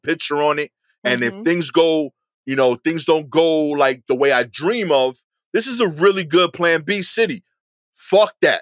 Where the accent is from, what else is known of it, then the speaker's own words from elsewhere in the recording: New York City, New York, United States; I am a New Yorker through and through